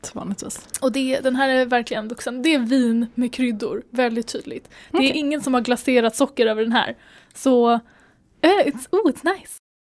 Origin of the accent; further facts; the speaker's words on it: Sweden; vi är svenskar och det är bara inte i vår kultur